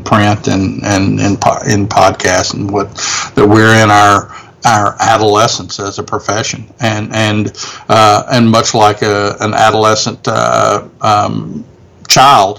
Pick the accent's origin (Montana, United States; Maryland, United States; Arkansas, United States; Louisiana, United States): Louisiana, United States; my home state, by gosh, because our state of Louisiana